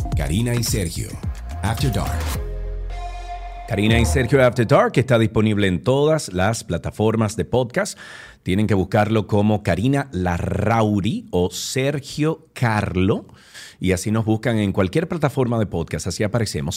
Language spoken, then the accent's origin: Spanish; Dominican Republic; sociedades como la dominicana